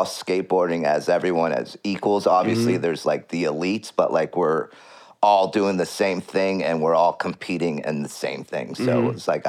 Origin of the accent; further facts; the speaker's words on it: California, United States; now in Los Angeles, United States; Well, I moved to Los Angeles, and so I came from NorCal to Los Angeles.